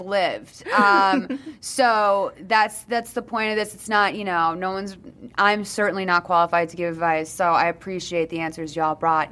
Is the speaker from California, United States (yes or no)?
no; Boston, Massachusetts, United States; now in New York, United States; I'm from Boston